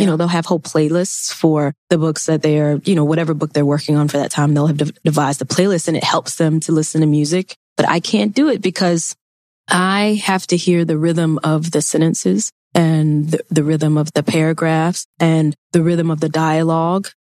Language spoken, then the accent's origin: English; Mississippi, United States; I grew up in Mississippi. I took Mississippi history.